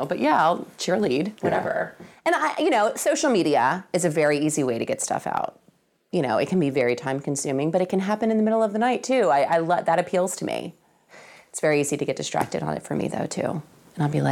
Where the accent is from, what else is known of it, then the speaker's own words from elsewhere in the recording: New Orleans, Louisiana, United States; moved away; growing up in New Orleans